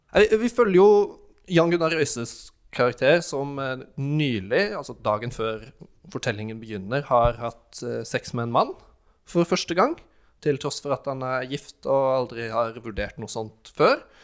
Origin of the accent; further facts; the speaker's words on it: Norway; jeg er norsk